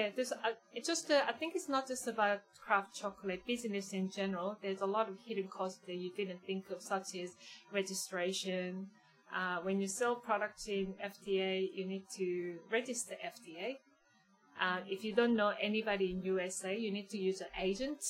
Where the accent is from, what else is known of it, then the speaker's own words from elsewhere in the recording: Daegu, South Korea; now in Geelong, Australia; I was growing up in South Korea, Daegu, which is southern part of Korea.